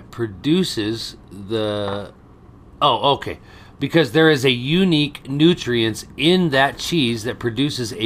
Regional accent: United States; as Americans

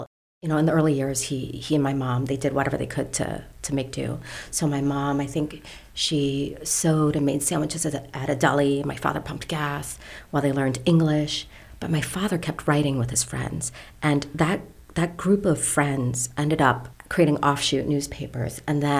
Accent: Fairfax area, Northern Virginia, United States; We grew up in Northern Virginia, in the Fairfax area. If you know the Beltway region of D.C., there's a huge Vietnamese population that migrated there.

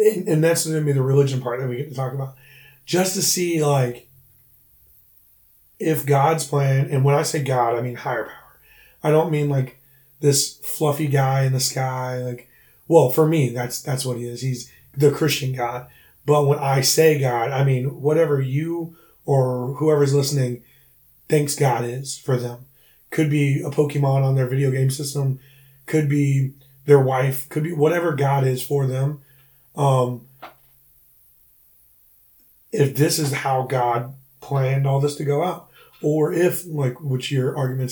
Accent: Brunson, South Carolina, United States; moved away as an adult; also born or lived in Charleston, South Carolina; originally from Brunson, South Carolina.

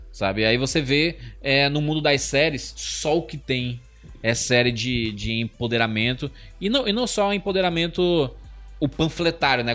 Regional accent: Ceará, Brazil; Eu sou nordestino

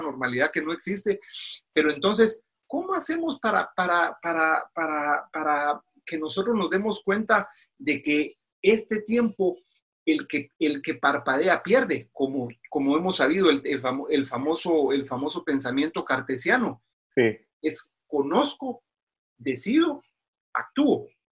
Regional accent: Guatemala; moved away as an adult; now in Washington, United States; soy originario de Guatemala

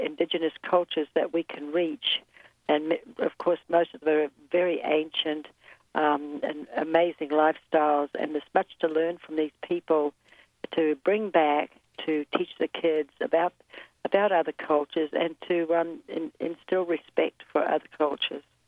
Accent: New Zealand; moved away as an adult; also born or lived in Guatemala; now in United States; I was born and raised in New Zealand

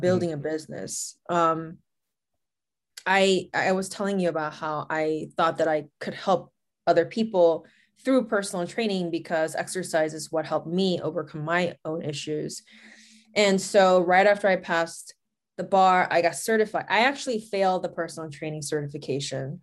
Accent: South Korea; moved away as an adult; also born or lived in Los Angeles / Boston / Chicago / Las Vegas; I'm Korean, and I was raised in Korea. I was born in Los Angeles, but I was born in, I mean, I mean, I was raised in South Korea

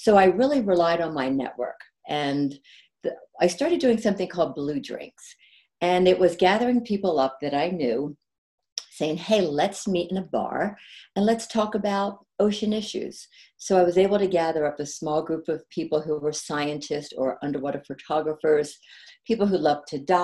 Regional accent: Southern New Jersey, United States; also born or lived in Maine / Connecticut / Washington, D.C. / Santa Cruz, California; now in Colorado, United States; I grew up in Southern New Jersey and learned how to surf at an ocean city

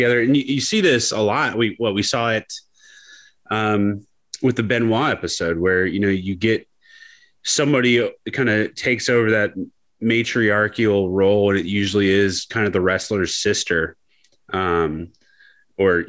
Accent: Youngstown, Ohio, United States; I grew up in Youngstown.

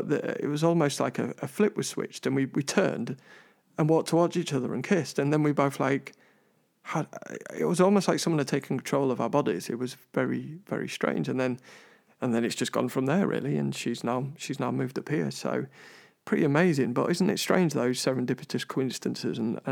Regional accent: London, United Kingdom; I'm originally from London

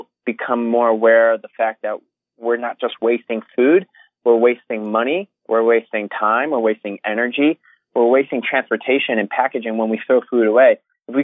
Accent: Connecticut, United States; also born or lived in New York City, United States / Los Angeles, United States / Australia; now in London, United Kingdom; I grew up in Connecticut

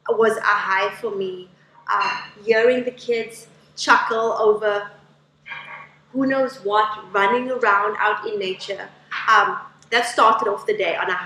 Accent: Cape Town, Western Cape, South Africa; I am from Cape Town

